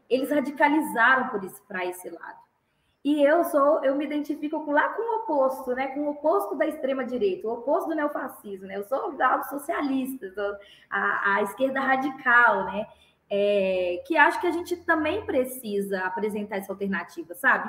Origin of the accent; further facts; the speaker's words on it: Belo Horizonte, Minas Gerais, Brazil; also born or lived in Santa Luzia, Brazil; compraram uma casa em Belo Horizonte, no bairro Minas Caixa, que é um bairro também da periferia de Belo Horizonte, é, na região de Venda Nova. E aí eu cresci a vida toda